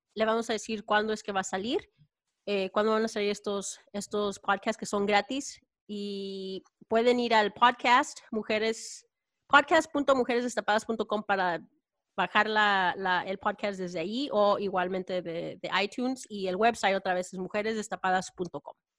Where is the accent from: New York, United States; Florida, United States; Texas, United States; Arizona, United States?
Texas, United States; now in California, United States; yo crecí y nací en Texas